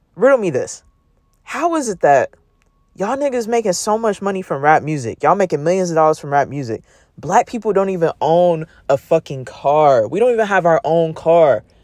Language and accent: English; Oakland, California, United States; I'm from Oakland, California